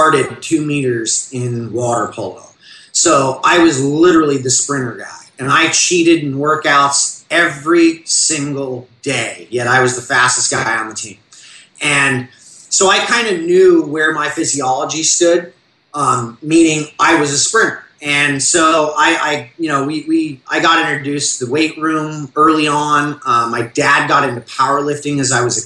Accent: Orange County, California, United States; I grew up in the Orange County I grew up in was not the Orange County you see on TV now

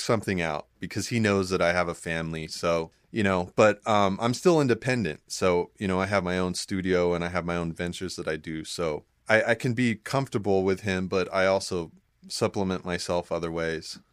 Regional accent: San Diego, California, United States; moved away as an adult; also born or lived in Los Angeles; I'm from San Diego

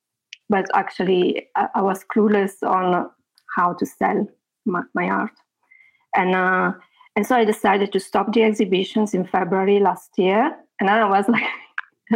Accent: Italy; moved away as an adult; also born or lived in near London, England; now in England, United Kingdom; I am in England. I am near London, and I am from Italy. But I've been living here for about 13 years.

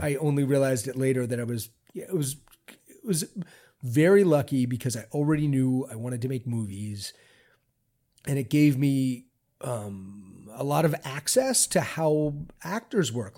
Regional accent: Baltimore, Maryland, United States; I grew up in Baltimore, Maryland in the seventies

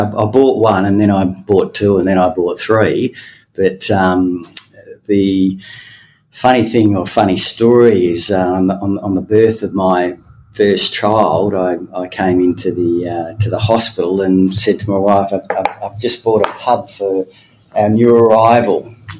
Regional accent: Tasmania, Australia; Fantastic. Love Tassie. People are great. Lots of places to see. Cascade Draft was very tasty. It was a good place to grow up in. Loved living there.

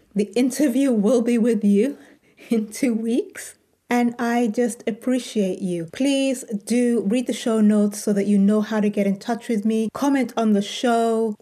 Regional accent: United Kingdom; moved away as an adult; also born or lived in United States; So now, as a Brit, these options are now open to me, and I'm in the UK

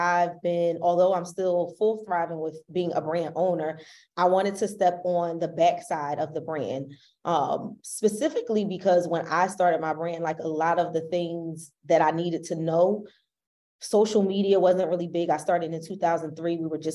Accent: Philadelphia, Pennsylvania, United States; We're both from Philly

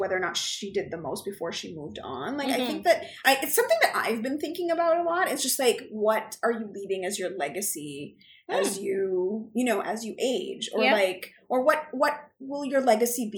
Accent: Canada; we're Canadian

